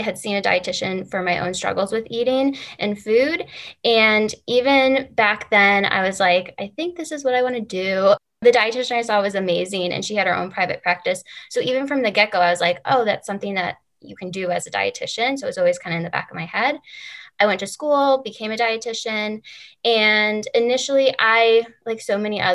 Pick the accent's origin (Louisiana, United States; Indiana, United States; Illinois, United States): Illinois, United States; Chicago; moved away as an adult; I came back to Chicago, which is my hometown.